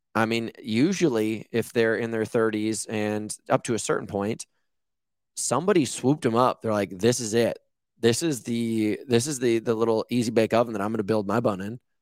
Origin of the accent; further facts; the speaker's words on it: Rhode Island, United States; now in Malibu, United States; I grew up on the East Coast in Rhode Island